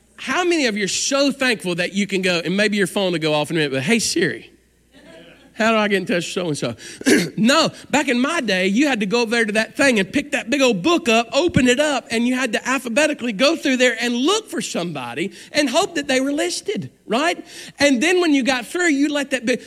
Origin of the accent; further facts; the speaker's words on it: Alabama, United States; We're from Alabama